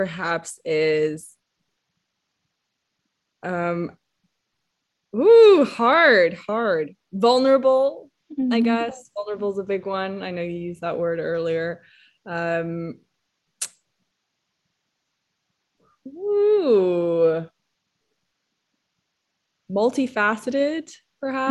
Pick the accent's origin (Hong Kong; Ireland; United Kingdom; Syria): Hong Kong; moved away; I grew up in Hong Kong